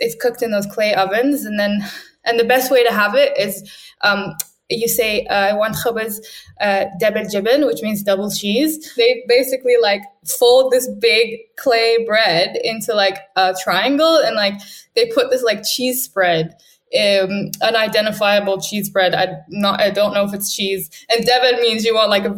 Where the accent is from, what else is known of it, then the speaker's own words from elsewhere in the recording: Bahrain; moved away as an adult; also born or lived in New York; now in United Kingdom; I was born and raised in Bahrain